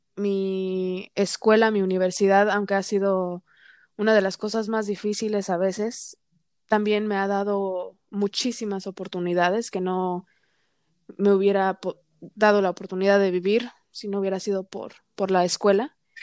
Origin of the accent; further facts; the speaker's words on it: United States; soy considerada minoría porque soy mujer y porque soy mexicana-americana